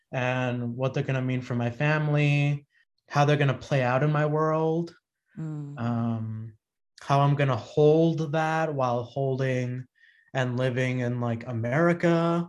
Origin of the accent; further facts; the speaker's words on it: Dominican Republic; born there; even though I was born in the Dominican Republic.